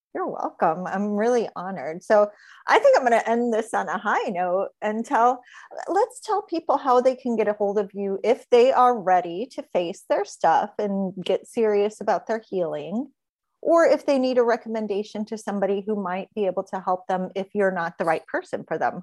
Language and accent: English; Gary, Indiana, United States; I come from Gary, Indiana, which is like steel mills and chem spills